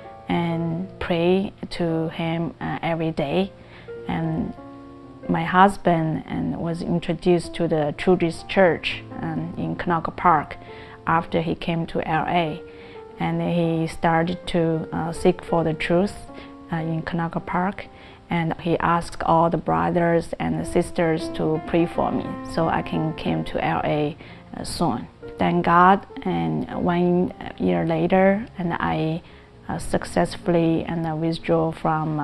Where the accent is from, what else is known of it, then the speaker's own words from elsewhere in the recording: China; now in Cerritos, United States; I grew up in China